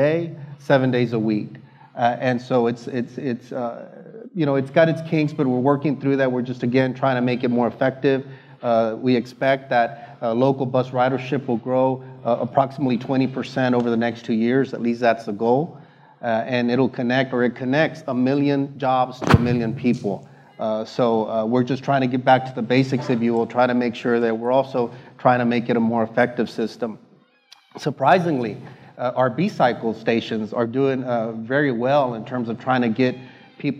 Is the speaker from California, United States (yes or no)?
no; Houston, Texas, United States; my hometown, the city of Houston.